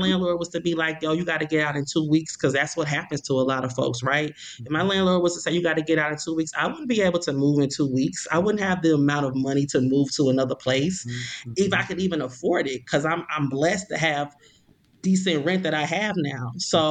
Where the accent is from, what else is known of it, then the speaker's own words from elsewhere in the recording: Ferguson, Missouri, United States; I'm from Ferguson. I grew up in Ferguson.